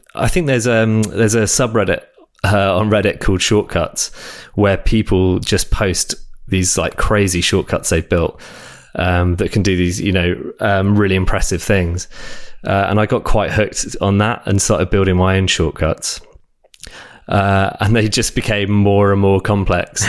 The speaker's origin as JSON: {"language": "English", "region": "South of England", "country": "United Kingdom", "tie": "born or raised there", "also_born_or_lived": "France", "lives_now": "London, United Kingdom", "said": "I grew up in uh, south of England"}